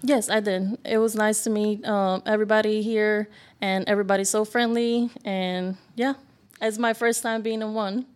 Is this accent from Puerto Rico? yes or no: yes; Puerto Rico; moved away